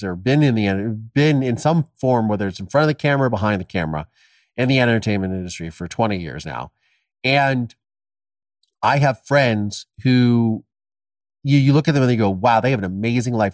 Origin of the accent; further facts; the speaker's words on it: Ohio, United States; my dad killed my mom, I was adopted, and I'm from Ohio